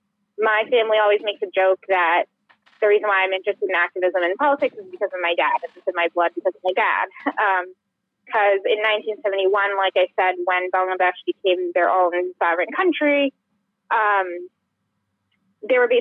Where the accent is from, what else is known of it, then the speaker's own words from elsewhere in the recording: Burlington, Vermont, United States; moved away as an adult; also born or lived in Poughkeepsie, New York; I grew up there in a little suburb of Burlington. And I grew up there and I went all the way through high school there and then I left